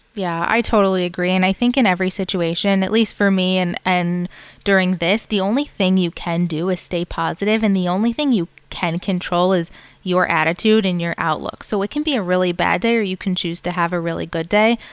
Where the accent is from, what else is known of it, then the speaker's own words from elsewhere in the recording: Farmington, Michigan, United States; moved away as an adult; also born or lived in New York; now in Boca Raton, United States; I grew up in Farmington